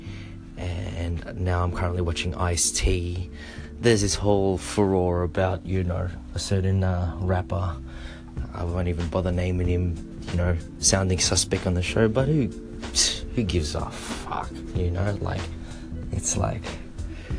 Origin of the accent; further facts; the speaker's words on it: Australia; also born or lived in Philippines (ancestry); now in Japan; I'm from Australia, for those of you who don't know. I'm Filipino Australian, so my roots are from the Philippines.